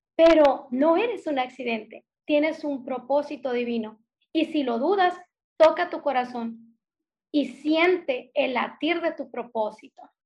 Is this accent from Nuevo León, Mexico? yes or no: no; Hermosillo, Sonora, Mexico; accent: northern; now in Ciudad Obregón, Mexico; soy del norte de la República Mexicana, soy de Sonora nacida en Hermosillo, Sonora, y ahorita radico en Ciudad Obregón, Sonora